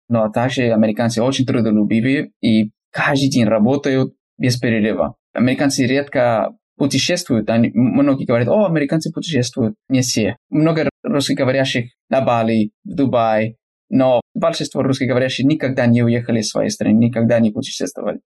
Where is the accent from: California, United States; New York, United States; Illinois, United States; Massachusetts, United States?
California, United States; Russian is a second language; я американец из Калифорнии, живу на юге Калифорнии, два часа от Лос-Анджелеса на восток